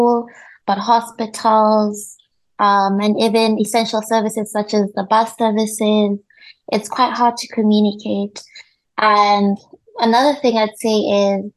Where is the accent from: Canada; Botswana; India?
Botswana; moved away as an adult; now in North Cyprus; I'm from Botswana